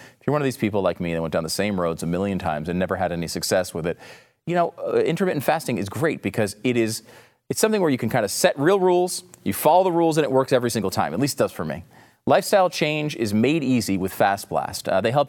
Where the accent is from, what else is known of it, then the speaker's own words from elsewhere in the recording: Northeast, United States; I grew up in the Northeast. I went to Action Park.